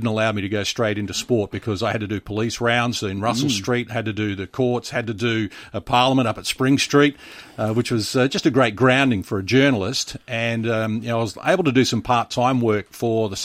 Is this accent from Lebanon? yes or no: no; Broken Hill, New South Wales, Australia; moved away as an adult; now in Adelaide, Australia; I was born and bred in Broken Hill